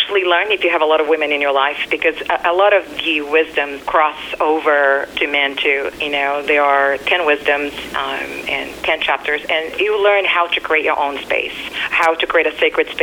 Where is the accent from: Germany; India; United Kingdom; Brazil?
Brazil; moved away; Growing up in Brazil, there was a lot of verbal, physical, and abuse.